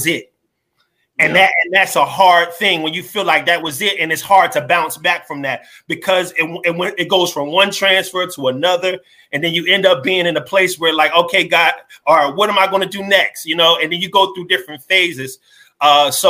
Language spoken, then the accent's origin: English; New Jersey, United States; I'm from Jersey